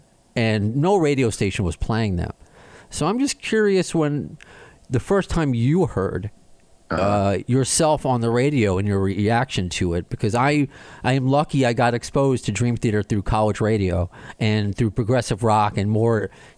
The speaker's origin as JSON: {"language": "English", "town": "Baldwin", "region": "New York", "country": "United States", "tie": "born or raised there", "also_born_or_lived": "Brooklyn", "lives_now": "Queens, United States", "said": "So me growing up on Long Island"}